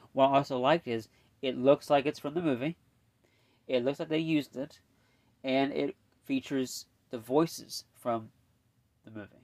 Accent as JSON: {"language": "English", "region": "Indiana", "country": "United States", "said": "I'm from Indiana"}